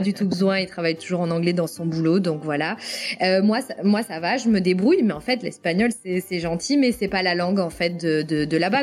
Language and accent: French; France; moved away as an adult; now in North Carolina, United States; je viens de la vallée des Côtes-du-Rhône. Forcément, en tant que native de là